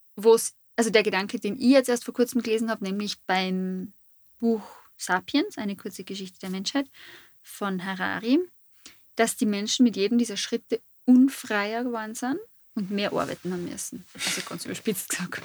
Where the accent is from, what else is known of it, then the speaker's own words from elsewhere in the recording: Fischbach, Styria, Austria; Fischbach ist, wo ich her bin.